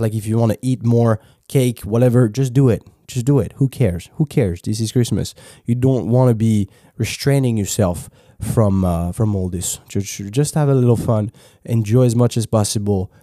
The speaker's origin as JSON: {"language": "English", "country": "France", "accent": "French", "second_language": "English", "said": "I was French"}